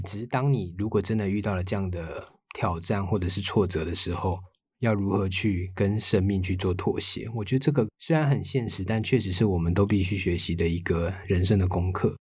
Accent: Taiwan; 身为台湾人的我们

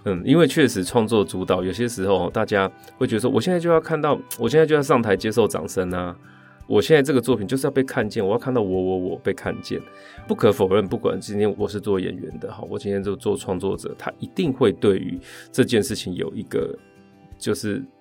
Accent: rural Chiayi, Chiayi County, Taiwan; 我是一个八零年代在嘉义乡下长大的小孩，那时候没有网络

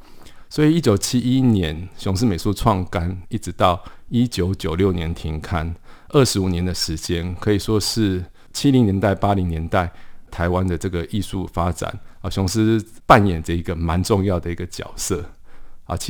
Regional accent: Paris, Île-de-France, France; born there; 黎就是这个巴黎的黎啊，因为我是在巴黎出生的。

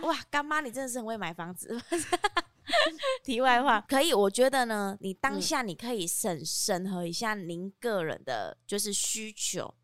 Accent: Kaohsiung, Taiwan; 虽然我身为高雄人

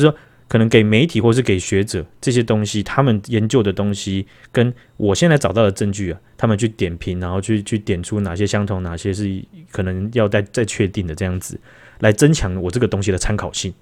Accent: Taiwan; 我们台湾人

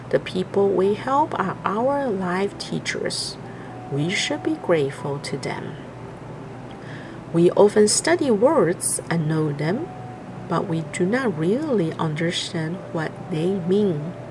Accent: Hualien, Hualien County, Taiwan; Hello everyone … I'm from Hualien, Taiwan.

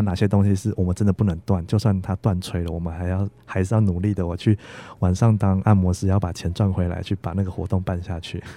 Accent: Taichung, Taiwan; now in Hsinchu, Taiwan; 因为我是台中人，我家在台中

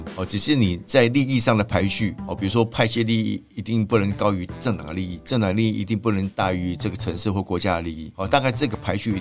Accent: Taipei, Taiwan; also born or lived in Wenshan District, Taipei; 其实我是中山区长，长大的孩子啊

